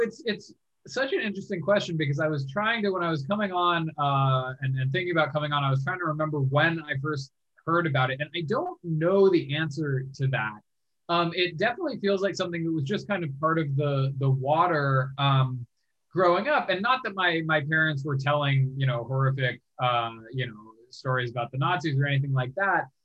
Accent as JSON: {"language": "English", "town": "San Francisco", "region": "California", "country": "United States", "tie": "born or raised there", "also_born_or_lived": "Vancouver, Canada / Wyoming / North Dakota", "moved": "as an adult", "lives_now": "Washington, D.C., United States", "said": "I grew up in San Francisco"}